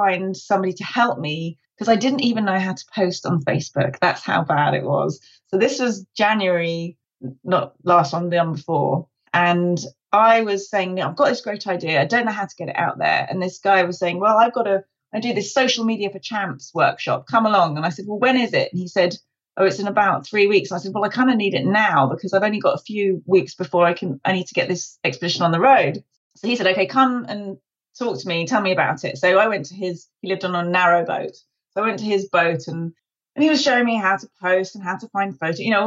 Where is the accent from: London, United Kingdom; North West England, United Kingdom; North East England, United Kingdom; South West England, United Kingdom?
London, United Kingdom; I'm from London.